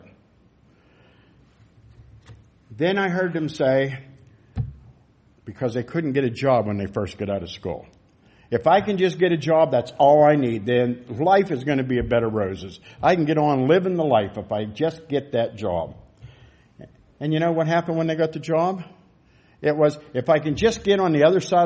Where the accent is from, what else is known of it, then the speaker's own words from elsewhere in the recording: United States; as American citizens